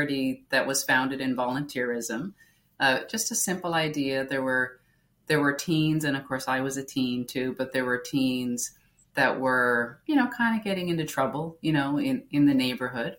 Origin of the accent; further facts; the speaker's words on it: Newfoundland and Labrador, Canada; I grew up in Newfoundland. So it's the most easterly province in Canada